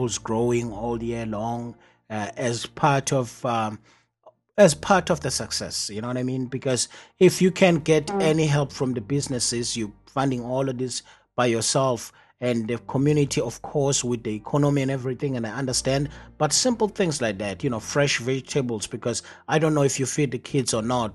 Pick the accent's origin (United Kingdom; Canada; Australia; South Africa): South Africa; now in Southbury, United States; growing up in South Africa